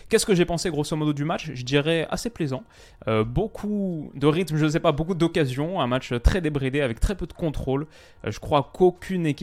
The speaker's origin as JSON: {"language": "French", "town": "Lyon", "region": "Auvergne-Rhône-Alpes", "country": "France", "said": "C'est pas parce que je suis lyonnais"}